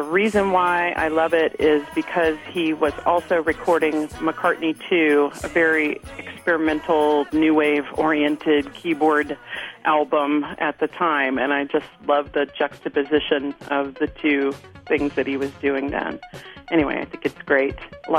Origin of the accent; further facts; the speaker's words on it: Austin, Texas, United States; I'm from Austin, Texas.